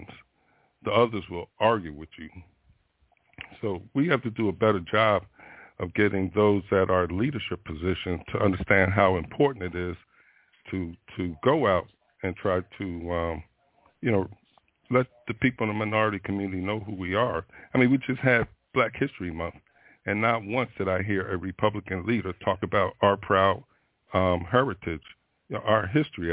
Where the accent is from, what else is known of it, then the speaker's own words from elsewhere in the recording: Florida, United States; I'm from Florida